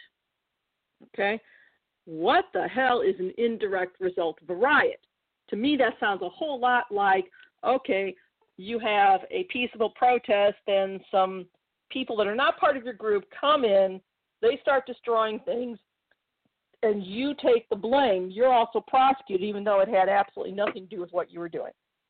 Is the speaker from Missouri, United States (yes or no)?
yes; Missouri, United States; my home state of Missouri